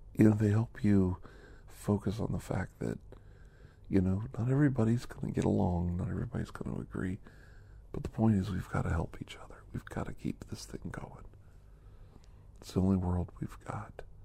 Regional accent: United States; back in the United States of America, back in my hometown

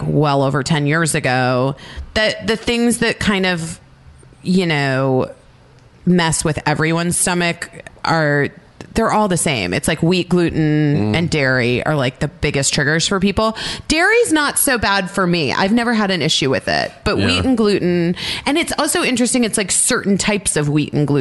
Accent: Phoenix, Arizona, United States; where I'm from Phoenix

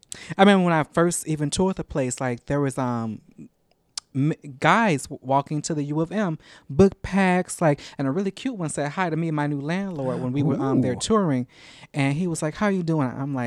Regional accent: Chicago, Illinois, United States; now in Saint Cloud, United States; I'm from Chicago originally.

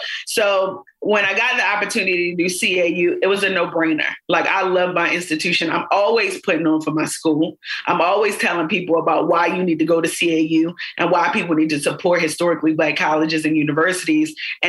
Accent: Baltimore, Maryland, United States; You can literally be the girl from around the way. I'm from East Baltimore, got locks in my head.

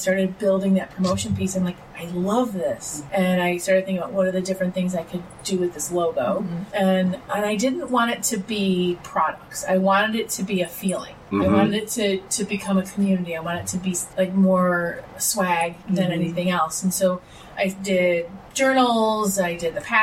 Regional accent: Ferndale, Michigan, United States; I'm from Ferndale, Michigan, the Detroit area

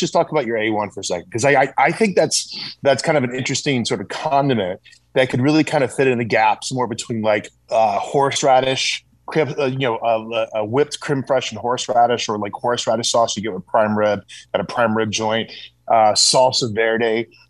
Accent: South Carolina, United States; I grew up in the South too, brother. I grew up in South Carolina.

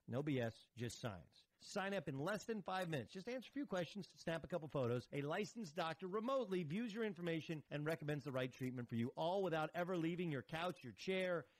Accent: Orange County, California, United States; moved away as an adult; also born or lived in Connecticut; I grew up in Orange County, which is for people who don't know, it's I'm you know 45 minutes away

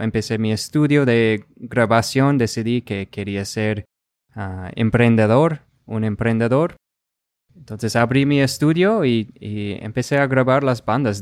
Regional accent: Rochester, Minnesota, United States; first language English; Spanish is a second language; yo soy de Rochester, Minnesota

